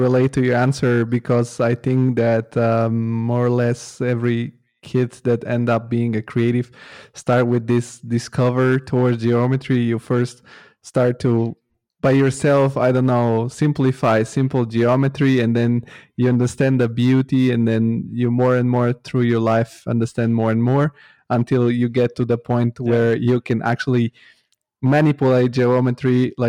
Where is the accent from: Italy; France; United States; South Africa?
Italy; I grew up in Italy. I'm also Italian some kind, because I have an Italian passport too.